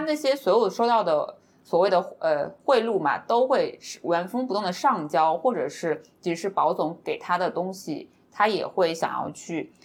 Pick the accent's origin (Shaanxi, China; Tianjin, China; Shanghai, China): Shanghai, China; 小柯姐姐跟我算是都是上海人嘛